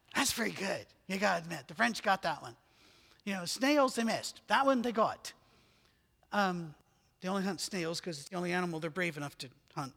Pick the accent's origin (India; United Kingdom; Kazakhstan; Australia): United Kingdom; moved away; I'm British